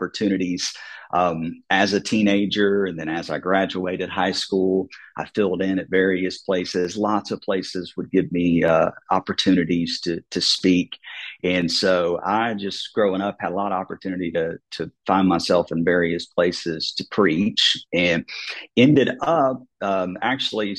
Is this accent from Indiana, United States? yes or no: no; Dayton, Ohio, United States; also born or lived in New Carlisle, Ohio; now in Vestavia Hills, United States; I was born and raised in Dayton, Ohio